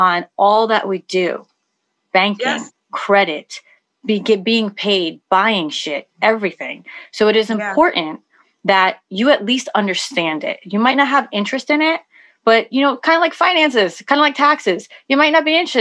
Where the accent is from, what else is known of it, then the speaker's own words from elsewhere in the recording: New York, United States; I'm from New York